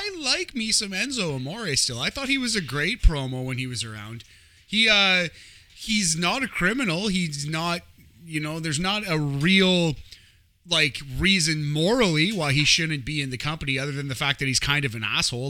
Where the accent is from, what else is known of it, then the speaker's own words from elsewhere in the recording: New Jersey, United States; I was born in New Jersey.